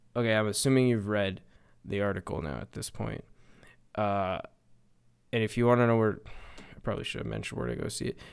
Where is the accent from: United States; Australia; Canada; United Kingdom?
Canada; as a Canadian